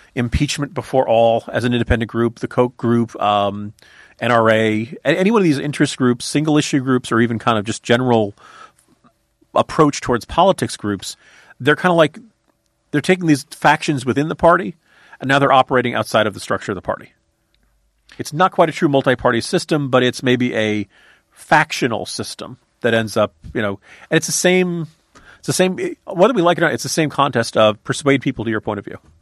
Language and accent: English; Virginia, United States; My home state of Virginia